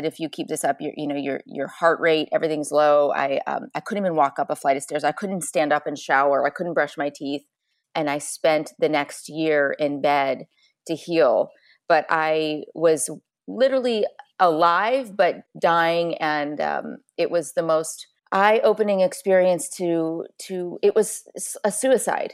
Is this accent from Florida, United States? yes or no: no; Chicago, Illinois, United States; I grew up in Chicago, small farm town